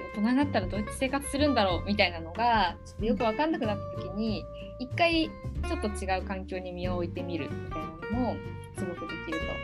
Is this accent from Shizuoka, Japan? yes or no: yes; Shizuoka, Japan; moved away; 静岡県出身なんですけど